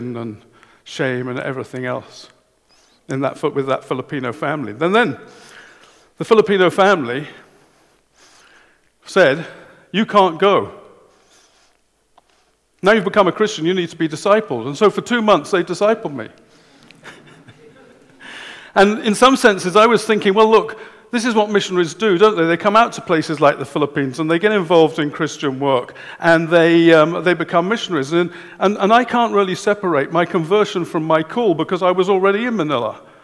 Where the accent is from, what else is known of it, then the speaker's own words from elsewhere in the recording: England, United Kingdom; I'm English